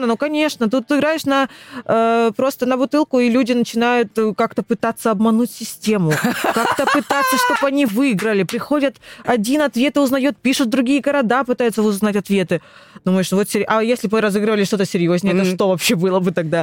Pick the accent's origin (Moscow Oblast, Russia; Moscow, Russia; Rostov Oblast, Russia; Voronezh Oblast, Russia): Rostov Oblast, Russia; Rostov-on-Don; moved away as an adult; now in Krasnodar, Russia; Я сама из Ростова.